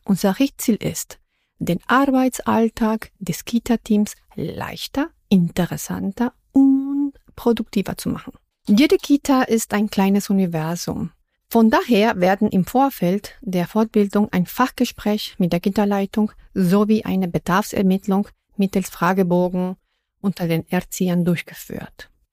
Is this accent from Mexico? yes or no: yes; Mexico; first language Spanish; German is a second language; now in Berlin, Germany; wo ich herkomme aus Mexiko